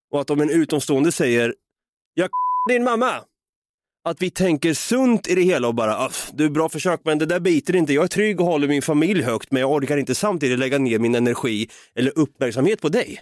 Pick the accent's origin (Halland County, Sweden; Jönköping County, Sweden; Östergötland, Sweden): Östergötland, Sweden; Norrköping; now in Stockholm, Sweden; Jag bor ju som bekant uppe i Stockholm här, va? Jag vill ju flytta ner igen någon gång hem till Norrköping och ta tag i mitt östgötska arv